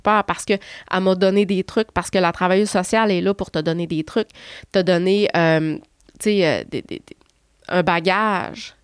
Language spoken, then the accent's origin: French; Chicoutimi, Quebec, Canada; je suis de Chicoutimi